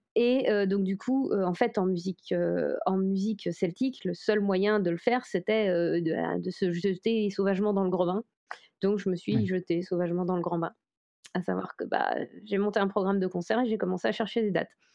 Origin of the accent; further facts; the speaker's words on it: Brocéliande, Brittany, France; je viens de Bretagne, où il y a une très forte... Enfin, précisément, je viens de Brocéliande en Bretagne